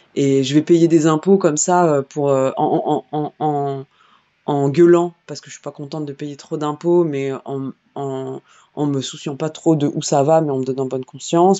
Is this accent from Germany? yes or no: no; Vitry-sur-Seine, Île-de-France, France; J'ai grandi à Vitry-sur-Seine euh, et dans d'autres banlieues